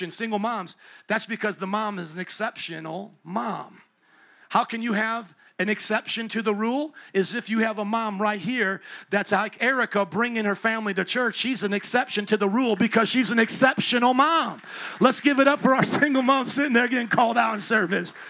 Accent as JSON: {"language": "English", "town": "Chicago", "region": "Illinois", "country": "United States", "said": "where are you from? I said, Chicago"}